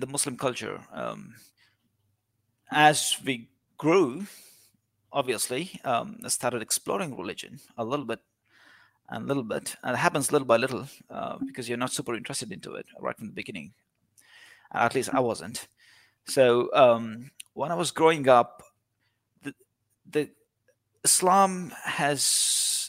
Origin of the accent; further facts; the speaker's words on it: India; moved away as an adult; now in Australia; I've lived in India, I grew up in India, I've seen Hinduism from very young and early age.